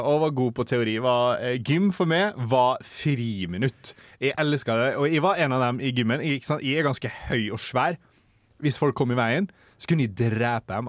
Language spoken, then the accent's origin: Norwegian; Molde, Møre og Romsdal, Norway; also born or lived in Oslo; Født i Oslo, oppvokst i Molde.